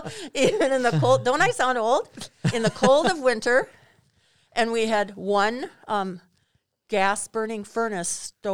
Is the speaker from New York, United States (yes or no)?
no; Rockdale, Minnesota, United States; Well, actually, a suburb of Hayfield called Rockdale.